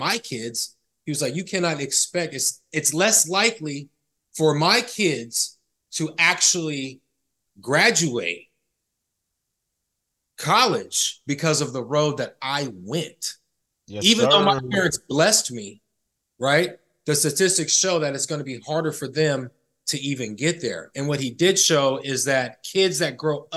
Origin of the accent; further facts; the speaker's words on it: Sacramento, California, United States; the barbershop I go to that I grew up with here in Sacramento